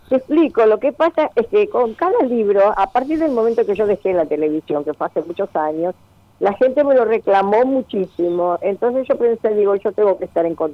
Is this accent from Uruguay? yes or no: yes; Uruguay; yo soy uruguaya, como recordarás.